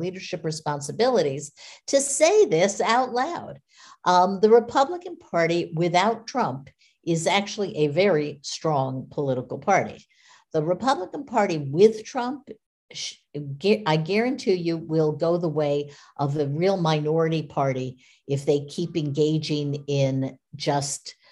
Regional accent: United States; as an American

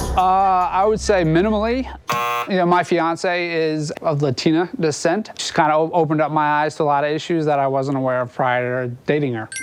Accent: Texas, United States; my home state of Texas

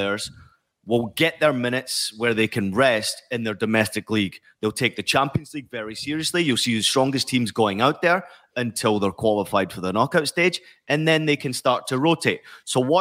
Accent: Scotland, United Kingdom; growing up in Scotland, following Rangers and Celtic very closely

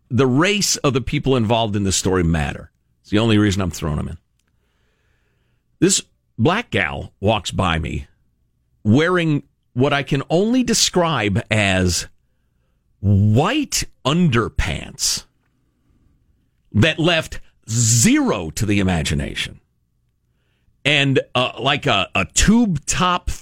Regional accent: Chicago, Illinois, United States; moved away; I grew up in Chicagoland, which is extremely diverse, racially speaking.

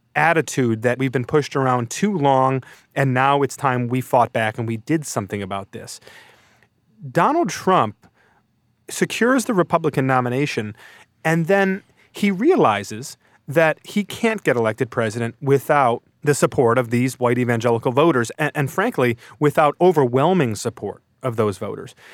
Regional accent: Brighton, Michigan, United States; Floodgate is a church in Brighton, Michigan, which is my hometown

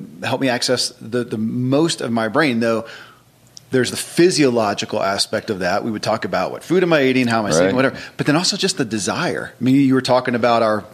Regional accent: Kentucky, United States; born or raised there

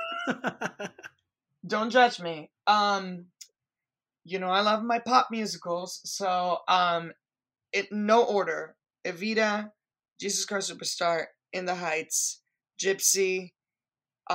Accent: Caracas, Capital District, Venezuela; now in United States; originally from Caracas, Venezuela, because I always think, first of all, I'm proud of where I come from, and I am an American citizen

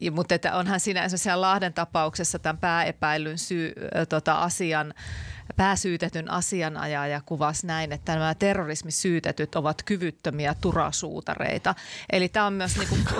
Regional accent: Laukaa, Central Finland, Finland; olen sieltä Laukaasta kotoisin

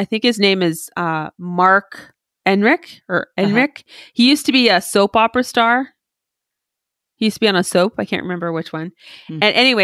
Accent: Canada

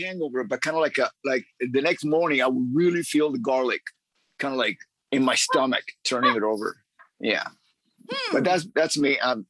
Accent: Cuba; also born or lived in Miami; now in Los Angeles, United States; I'm originally from Cuba.

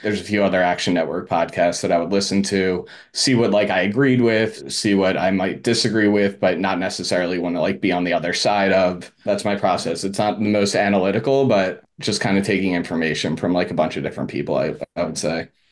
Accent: Philadelphia, Pennsylvania, United States; also born or lived in Media, Pennsylvania; I'm from Philadelphia area. Just moved back to, um, outside of Philly. It's called Media

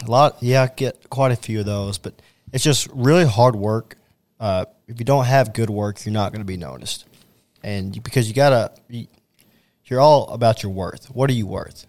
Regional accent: Owensboro, Kentucky, United States; my hometown of Owensboro

